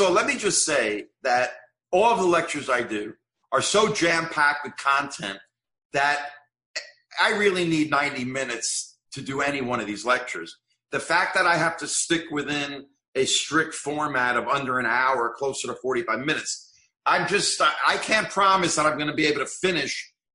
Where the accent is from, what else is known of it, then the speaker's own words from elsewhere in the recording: Fair Lawn, New Jersey, United States; as a kid growing up in Fair Lawn, New Jersey